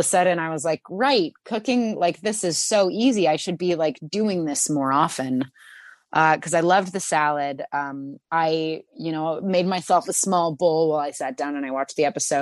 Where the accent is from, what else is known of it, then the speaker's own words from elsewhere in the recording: Santa Cruz, California, United States; In my hometown, Santa Cruz, there is a store called the Olive Oil Connection